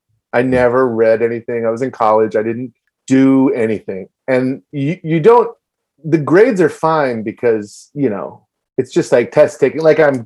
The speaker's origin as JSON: {"language": "English", "region": "Virginia", "country": "United States", "tie": "born or raised there", "lives_now": "New York, United States", "said": "I grew up in Virginia and I quit college when I was 20 and I moved to New York."}